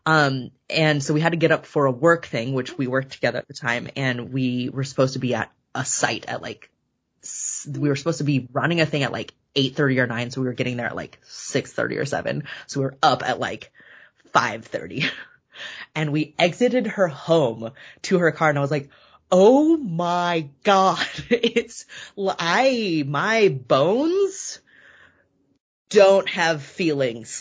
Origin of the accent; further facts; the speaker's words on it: Bay Area, California, United States; also born or lived in Davis, California / Culver City, Los Angeles; I grew up in California. I've been in a couple different places, but California my whole life. Bay Area, born and then raised